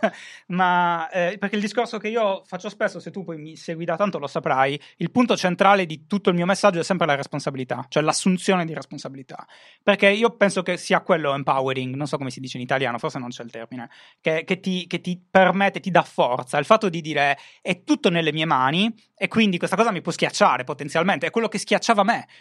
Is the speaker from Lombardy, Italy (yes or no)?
no; Sardinia, Italy; la mia terra è falcidiata dall'abbandono scolastico, soprattutto non, non la zona di Cagliari, ma tutto il resto